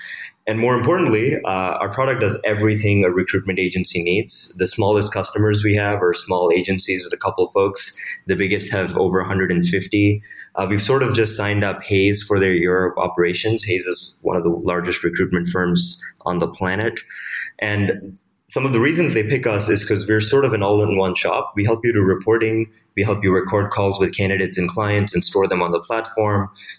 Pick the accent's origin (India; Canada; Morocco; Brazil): India; Mumbai, Maharashtra; I was born in Mumbai in India. Dad was in the Indian Army in the anti-terrorist squad. So growing up, we lived pretty close to the border a lot.